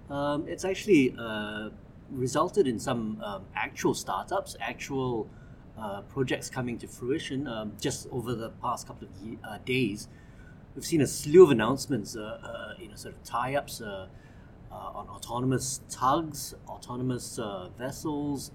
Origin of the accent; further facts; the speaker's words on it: Singapore; I am Singaporean